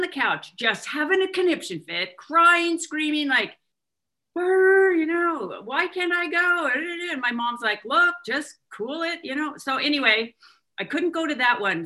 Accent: Wenatchee, Washington, United States; also born or lived in Kalispell, Montana; I was born in Kalispell, Montana. And soon after, my parents moved to Wenatchee, Washington, where my dad worked for Alcoa Aluminum

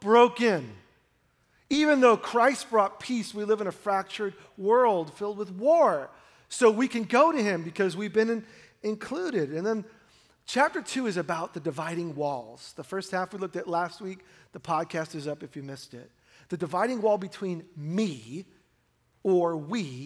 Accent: New York City, New York, United States; now in Oregon, United States; I grew up in New York, and you see the world in New York City

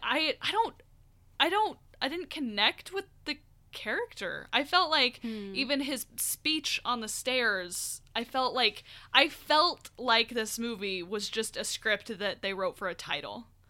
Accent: Albuquerque, New Mexico, United States; I grew up in Albuquerque

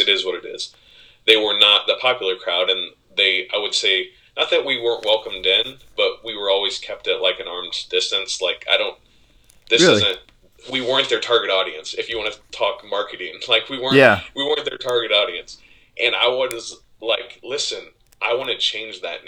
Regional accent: Berne, Indiana, United States; I grew up in Bern, Indiana, where we maybe had one person of color

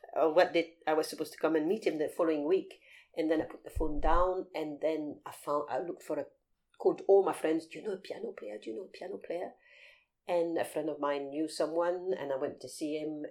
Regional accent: Paris, Île-de-France, France; also born or lived in Aberdeenshire, Scotland (family); now in London, United Kingdom; I was brought up in France. My mother is French, mm-hmm. so um, yes, I was raised in France

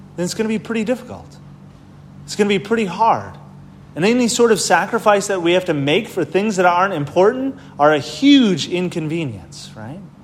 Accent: Wisconsin, United States; moved away; I'm from Wisconsin

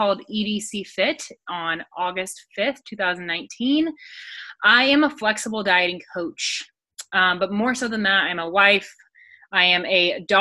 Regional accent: Midwest, United States; I'm from the Midwest, which it's like land of the corn

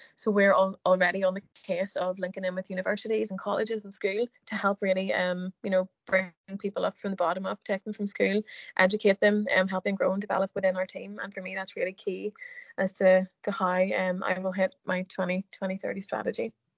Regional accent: Northern Ireland, United Kingdom; I am from Northern Ireland

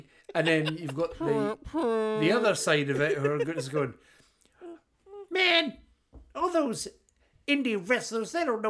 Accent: Boston, Massachusetts, United States; I'm from Boston, and I'm telling you, you can never hang with the kids in WWE.

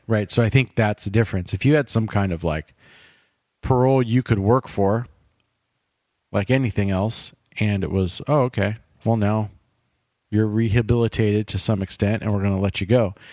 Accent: California, United States; Growing up in California

